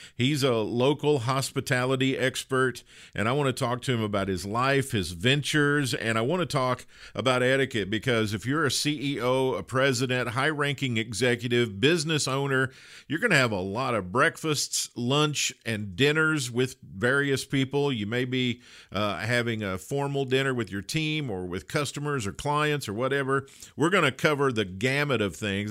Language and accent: English; Kentucky, United States; the biggest city near my hometown in Kentucky